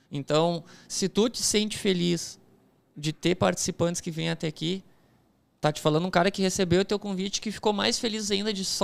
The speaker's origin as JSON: {"language": "Portuguese", "area": "departs from Porto Alegre", "region": "South Region", "country": "Brazil", "said": "O bagulho é uma gíria nossa lá do sul, né?"}